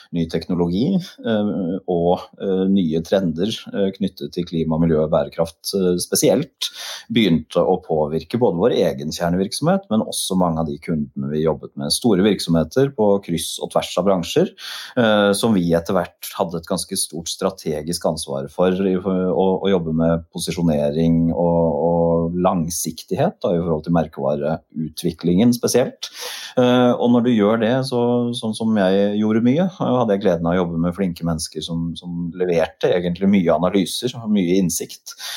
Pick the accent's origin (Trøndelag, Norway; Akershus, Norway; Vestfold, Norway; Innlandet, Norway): Akershus, Norway; Nesodden; also born or lived in Volda; Jeg var født og oppvokst på Nesodden.